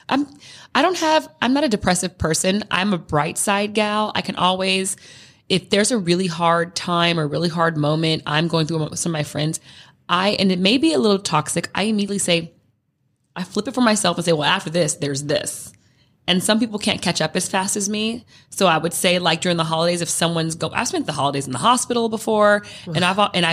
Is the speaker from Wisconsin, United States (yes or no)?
no; California, United States; I'm from California